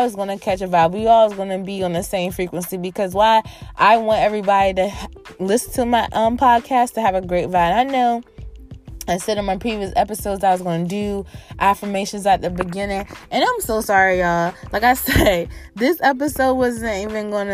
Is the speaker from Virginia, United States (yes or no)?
yes; Virginia, United States; in my hometown, VA, on my birthday weekend